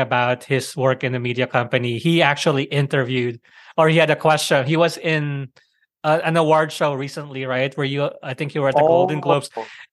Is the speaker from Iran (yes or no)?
no; Philippines; I grew up in the Philippines